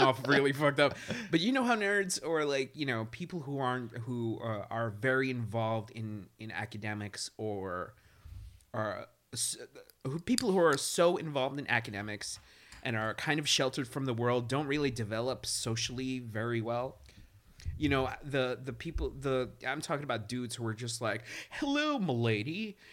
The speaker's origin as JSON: {"language": "English", "town": "New York City", "region": "New York", "country": "United States", "tie": "born or raised there", "said": "I grew up in East New York"}